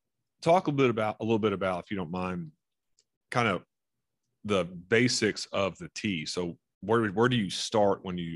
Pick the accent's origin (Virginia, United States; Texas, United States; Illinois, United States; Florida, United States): Florida, United States; moved away; I grew up in Florida